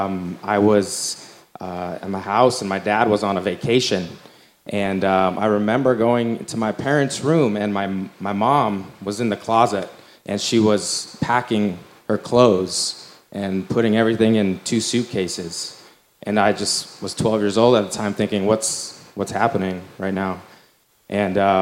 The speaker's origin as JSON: {"language": "English", "town": "Glendale", "region": "Arizona", "country": "United States", "tie": "born or raised there", "said": "I grew up here in Glendale, Arizona."}